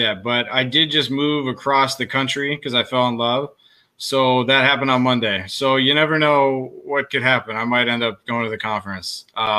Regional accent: United States; especially like as American

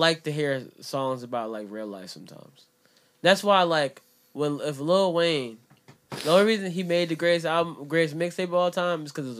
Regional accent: Jamaica; I'm Jamaican.

